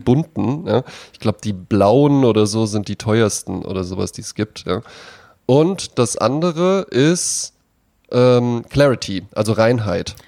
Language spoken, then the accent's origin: German; Wetzlar, Hesse, Germany; moved away; in Wetzlar, wo ich herkomme